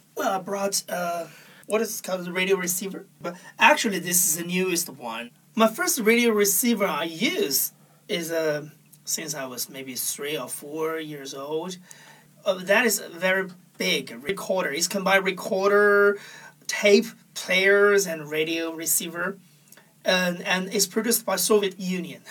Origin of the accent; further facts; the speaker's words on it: Huainan, Anhui, China; in the middle of China, called Huainan is a very small town in Anhui province.